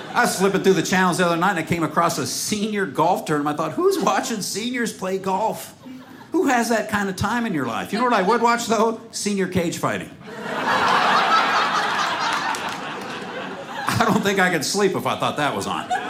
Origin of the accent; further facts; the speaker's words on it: Seattle, Washington, United States; I'm from Seattle